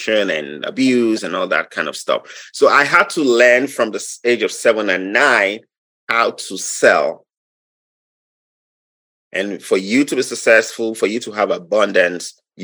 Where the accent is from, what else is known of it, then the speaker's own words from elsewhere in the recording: Nigeria; moved away as an adult; now in Wisconsin, United States; I'm from Nigeria. I'm from Nigeria. I was born 46 years ago.